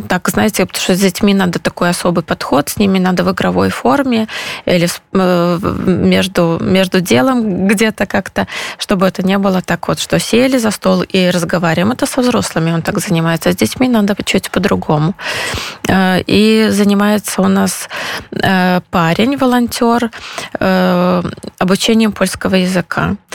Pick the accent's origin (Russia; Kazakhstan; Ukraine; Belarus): Belarus; moved away as an adult; now in Poland; я из Беларуси, мы семья из Беларуси